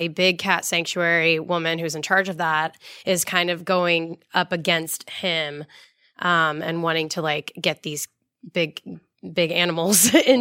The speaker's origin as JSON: {"language": "English", "town": "Orlando", "region": "Florida", "country": "United States", "tie": "born or raised there", "said": "I'm from Orlando, and I grew up going to the parks and, like, living on these rides and things."}